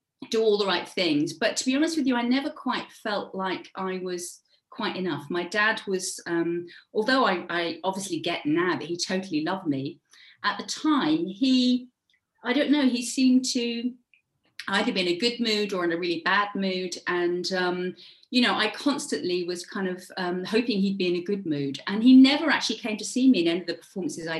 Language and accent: English; Devon, South West England, United Kingdom; moved away; also born or lived in Cornwall; I was born in Devon. So if any of you have ever been to the UK, it's the very furthest kind of, it's the sort of southwest of the UK. And I grew up there, and then I moved to Cornwall